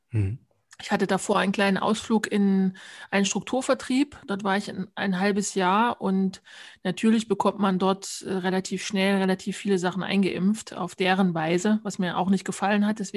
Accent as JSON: {"language": "German", "region": "Thuringia", "country": "Germany", "tie": "born or raised there", "said": "Also ja, im Thüringer Wald bin ich aufgewachsen, wohlbehütet im Kreise meiner Eltern und auch meiner Großeltern."}